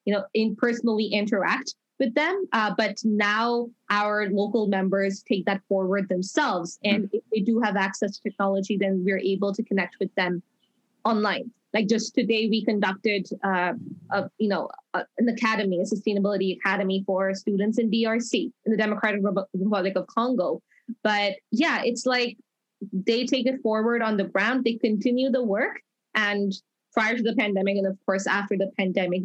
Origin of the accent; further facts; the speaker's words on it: Dubai, United Arab Emirates; now in Toronto, Canada; I grew up in Dubai, and now I'm permanently living in Toronto